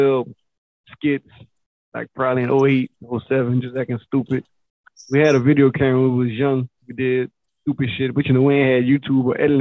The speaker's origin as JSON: {"language": "English", "town": "Carencro", "region": "Louisiana", "country": "United States", "tie": "born or raised there", "also_born_or_lived": "Lafayette, Louisiana", "said": "I'm from Karen Crow, Louisiana. I'm from Karen Crow. Been in Karen Crow since I was born."}